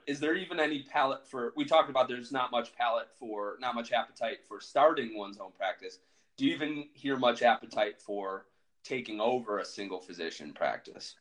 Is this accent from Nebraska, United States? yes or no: no; Buffalo, New York, United States; I'm from Buffalo, New York